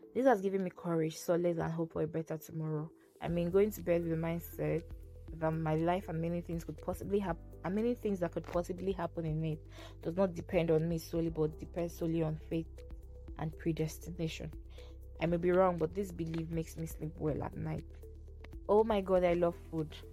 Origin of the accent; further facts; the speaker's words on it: Kogi, Nigeria; I'm from Kogi State in Nigeria.